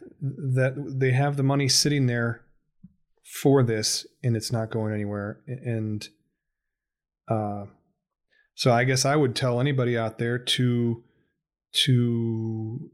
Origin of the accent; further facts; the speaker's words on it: Ohio, United States; I'm from Ohio